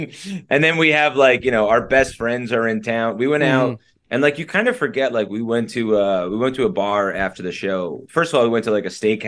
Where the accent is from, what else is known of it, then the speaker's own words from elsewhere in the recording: New Jersey, United States; I grew up in Jersey